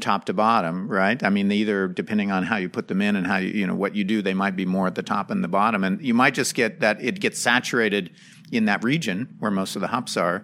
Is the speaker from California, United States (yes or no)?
no; Idaho, United States; moved away; I'm from Idaho. I grew up in Idaho